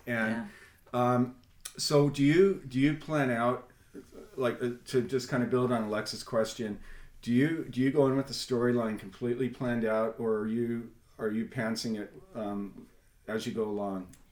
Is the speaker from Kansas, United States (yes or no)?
no; Southern California, United States; now in Kentucky, United States; I'm from Southern California